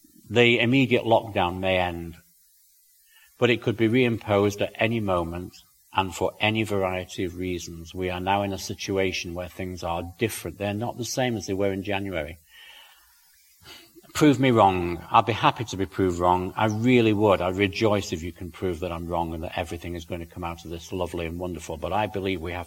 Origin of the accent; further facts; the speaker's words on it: United Kingdom; also born or lived in South Wales; now in Northern Idaho, United States; I can see it in my home country